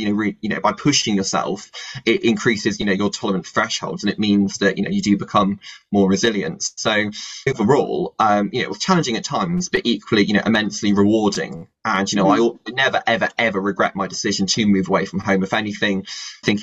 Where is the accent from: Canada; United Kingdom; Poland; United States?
United Kingdom; Bristol, South West England; moved away as an adult; also born or lived in Cambridge; now in Madrid, Spain; I come from Bristol